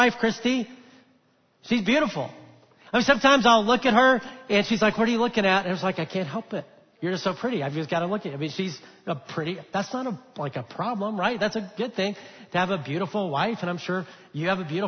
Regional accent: Alabama, United States; now in Texas, United States; I'm a Texan now. I grew up in Alabama. I've always lived in the south.

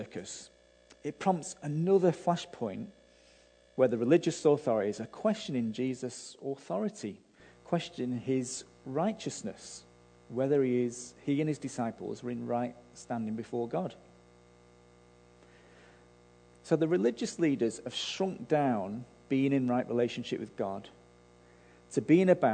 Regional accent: Manchester, North West England, United Kingdom; I grew up in Manchester

